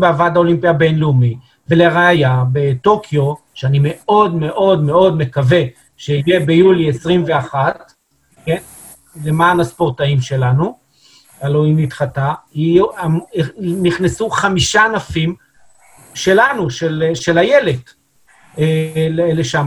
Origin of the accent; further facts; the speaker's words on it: Israel; אנחנו כישראלים